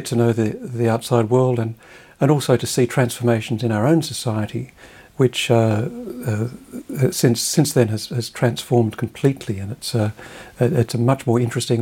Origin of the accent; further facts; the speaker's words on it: Australia; moved away as an adult; I was going to primary school in the 60s, secondary school in the 70s.